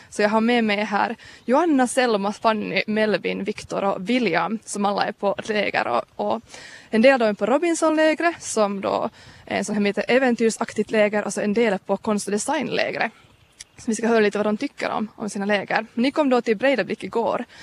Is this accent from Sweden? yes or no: no; Kauniainen, Uusimaa, Finland; Jag är från Grankulla.